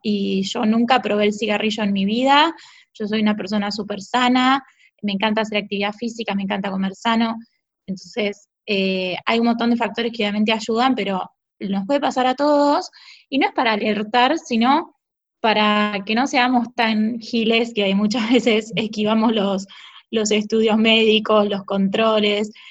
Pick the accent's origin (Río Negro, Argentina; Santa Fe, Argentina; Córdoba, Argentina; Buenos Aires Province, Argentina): Buenos Aires Province, Argentina; Bahía Blanca; Yo de chiquita vivía en Buenos Aires y nací en Buenos Aires pero siempre vine mucho porque tengo familia acá eh, y viví ocho años de mi adolescencia